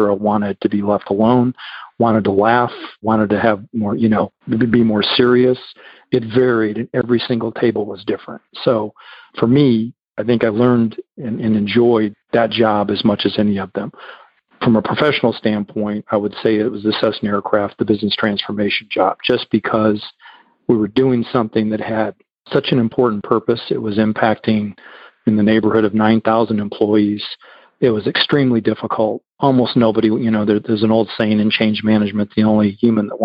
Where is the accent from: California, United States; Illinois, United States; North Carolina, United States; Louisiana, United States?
Illinois, United States; moved away as an adult; also born or lived in Florida / Kansas; now in Texas, United States; growing up in Illinois